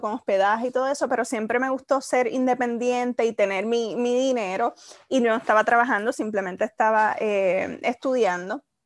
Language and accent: Spanish; Isabela, Puerto Rico; moved away as an adult; also born or lived in Mayagüez, Puerto Rico; soy de Isabela. luego de estudiar 13 años en, el mismo colegio, me gradúo